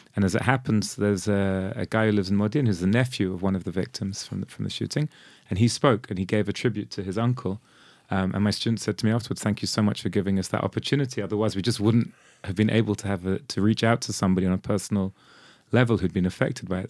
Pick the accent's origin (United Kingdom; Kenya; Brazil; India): United Kingdom; London; also born or lived in Modi'in, Israel; now in Israel; when I was growing up in London